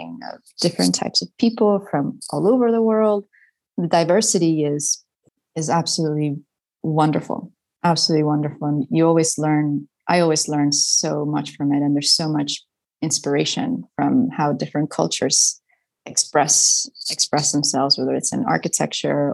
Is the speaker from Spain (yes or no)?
yes; Spain; first language Spanish; English is a second language; moved away as an adult; also born or lived in United States; I went to British schools in Spain. So it just generally made sense to keep studying in English because my mother tongue is Spanish